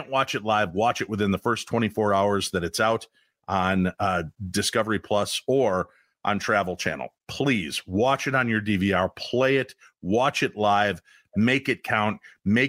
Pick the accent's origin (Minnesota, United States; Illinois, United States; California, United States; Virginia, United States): Minnesota, United States; I'm from Minnesota and now part Butean